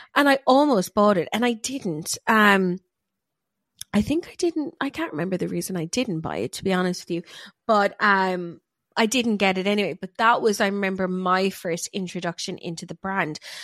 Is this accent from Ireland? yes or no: yes; Ireland; we're both Irish, so we say our or is funny